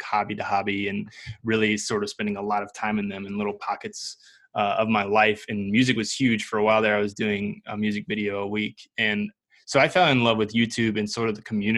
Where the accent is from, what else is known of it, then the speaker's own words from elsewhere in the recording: Salem, Virginia, United States; I grew up in Salem, Virginia, so Southwest Virginia.